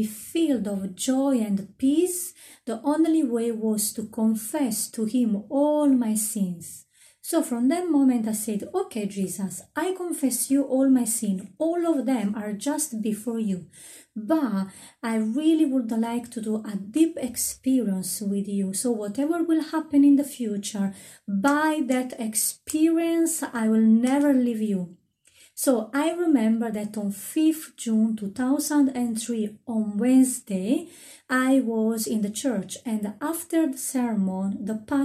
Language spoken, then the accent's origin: English; Italy; moved away; I come from Italy.